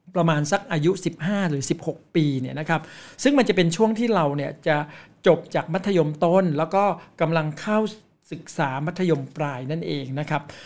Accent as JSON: {"language": "Thai", "country": "Thailand", "tie": "born or raised there", "said": "เราเป็นเด็กต่างจังหวัด"}